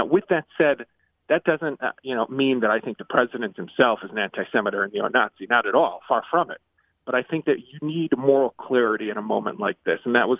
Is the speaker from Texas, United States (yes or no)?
no; Chicago, Illinois, United States; now in Israel; I grew up in Chicago before moving to Israel 24 years ago.